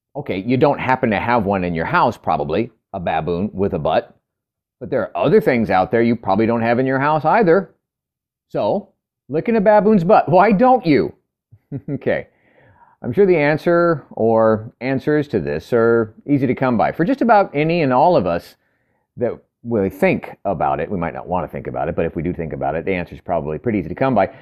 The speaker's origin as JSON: {"language": "English", "region": "California", "country": "United States", "tie": "born or raised there", "moved": "as an adult", "said": "I'm from California for the first thirty years of my life"}